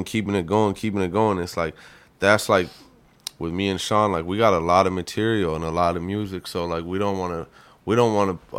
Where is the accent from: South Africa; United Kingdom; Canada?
Canada; moved away; I was from Canada.